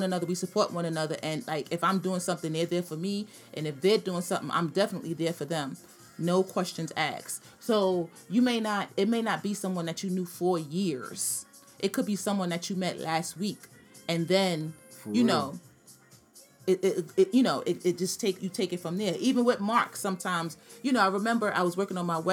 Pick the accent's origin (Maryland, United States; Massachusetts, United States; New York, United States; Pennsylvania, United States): New York, United States; New York City; from Brooklyn